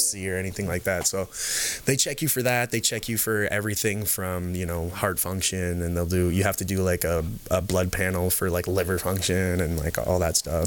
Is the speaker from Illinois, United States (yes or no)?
no; the Bay Area, California, United States; moved away as an adult; also born or lived in Canada; I grew up in the Bay. Um, in California here